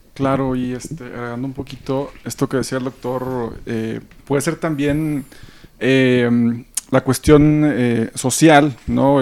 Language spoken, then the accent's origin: Spanish; Monterrey, Nuevo León, Mexico; now in Mexico City, Mexico; yo soy de Monterrey